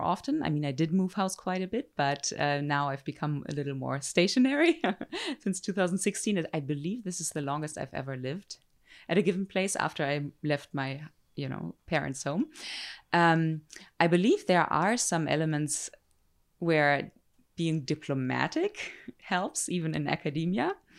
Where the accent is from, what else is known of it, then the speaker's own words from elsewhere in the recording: Germany; moved away as an adult; also born or lived in Zurich, Switzerland; now in United States; I'm German or European, you know, I grew up in Europe.